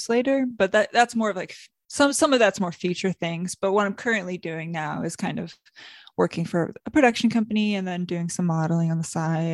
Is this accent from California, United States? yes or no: no; South Bend, Indiana, United States; moved away as an adult; now in Los Angeles, United States; I'm from South Bend, Indiana, and I currently work in Los Angeles